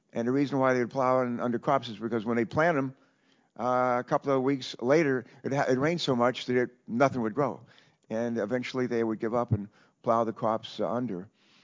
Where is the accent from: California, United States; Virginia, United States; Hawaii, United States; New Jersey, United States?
Virginia, United States; also born or lived in Beaver, West Virginia; I born in West Virginia, grew up in Virginia.